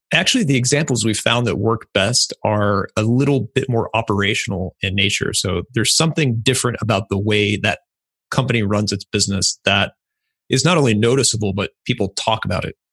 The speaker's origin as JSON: {"language": "English", "region": "Ohio", "country": "United States", "said": "I'm from Ohio"}